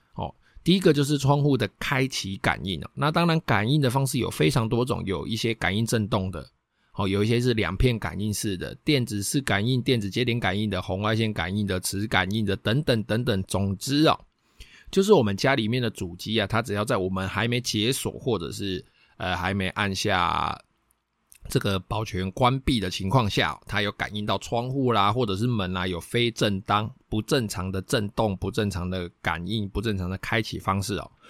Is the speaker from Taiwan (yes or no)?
yes; Taiwan; 我们台湾人最爱装的铁窗、锻造窗